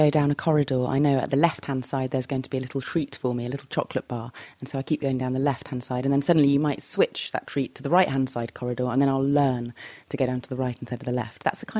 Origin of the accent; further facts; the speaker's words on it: Cambridge, East of England, United Kingdom; moved away; back in my hometown of Cambridge, UK.